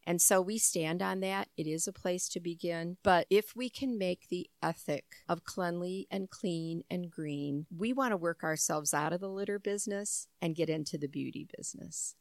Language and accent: English; Michigan, United States; also born or lived in Aberdeen, Mississippi; so I was raised in Michigan, but home was always Monroe County.